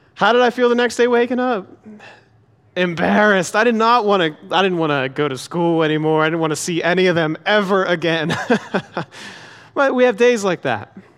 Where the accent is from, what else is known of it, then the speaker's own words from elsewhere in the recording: Pennsylvania, United States; moved away; I grew up in Pennsylvania